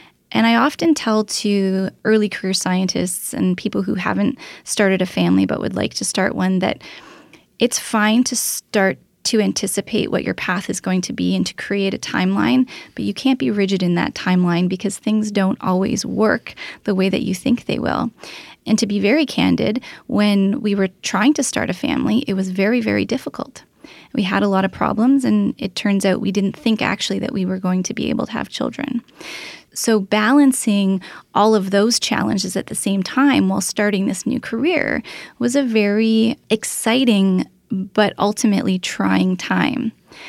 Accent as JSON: {"language": "English", "town": "Toronto", "region": "Ontario", "country": "Canada", "said": "But I wanted to come home. I'm from the Toronto area. I wanted to be close to my family."}